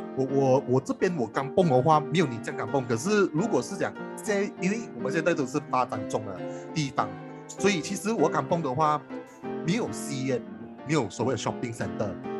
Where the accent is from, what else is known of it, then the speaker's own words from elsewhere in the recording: Johor, Malaysia; 我来自新村，然后我的家乡名字叫三河港，就是一个，在一个西加墨县的一个小小的港崩